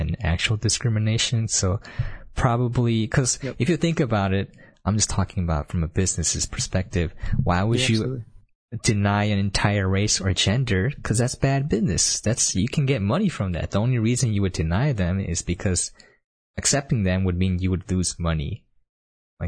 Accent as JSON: {"language": "English", "country": "United States", "tie": "born or raised there", "said": "growing up in America"}